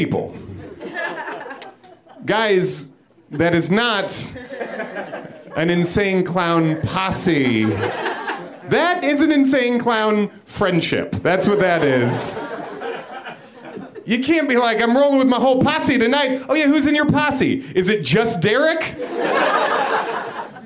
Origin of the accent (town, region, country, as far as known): Chicago area, Illinois, United States; born or raised there; now in New York, United States